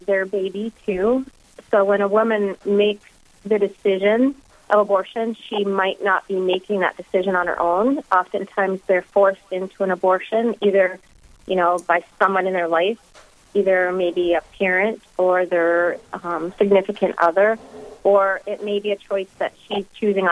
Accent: Minot, North Dakota, United States; I am originally from Minot, born and raised

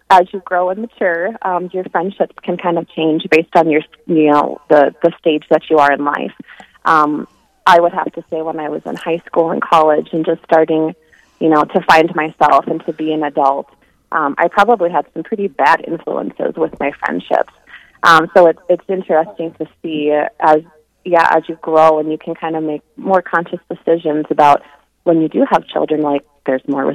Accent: Rapid City, South Dakota, United States; also born or lived in Spearfish, South Dakota; I grew up in Rapid City

